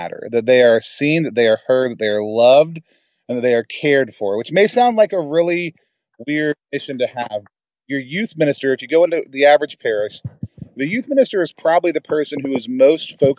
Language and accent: English; Dallas, Texas, United States; We got together down in my hometown, Dallas, Texas